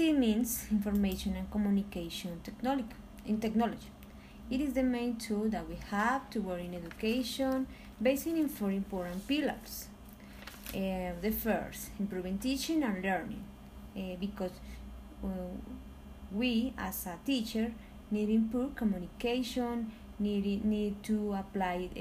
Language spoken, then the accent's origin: English; Philippines; from Philippines